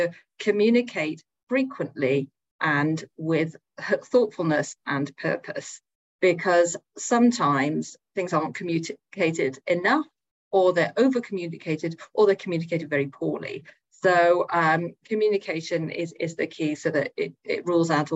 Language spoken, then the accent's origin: English; United Kingdom; I'm British